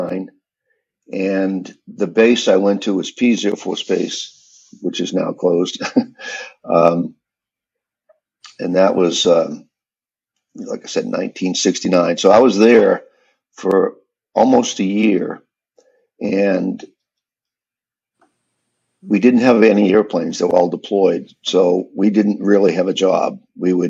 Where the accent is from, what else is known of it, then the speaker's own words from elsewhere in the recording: Maine, United States; moved away; I actually got stationed in my home state, my first assignment up in Bangor, Maine